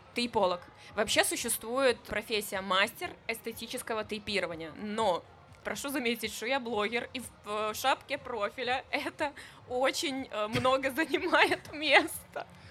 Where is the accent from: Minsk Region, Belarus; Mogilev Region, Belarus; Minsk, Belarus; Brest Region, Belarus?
Brest Region, Belarus; Luninets; я из Лунинца, если вы знаете, это клубничная страна, где нужно было вставать в 5 утра и собирать клубнику